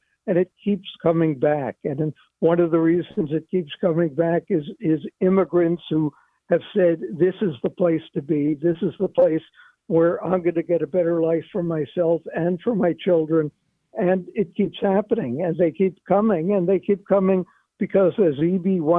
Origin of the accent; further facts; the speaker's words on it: New York City, New York, United States; You got to move the capital of the United States from Trenton to my hometown in New York City.